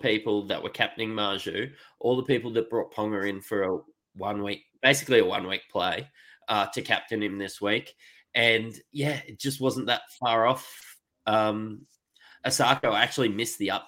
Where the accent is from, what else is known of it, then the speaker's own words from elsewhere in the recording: Queensland, Australia; me as a Queenslander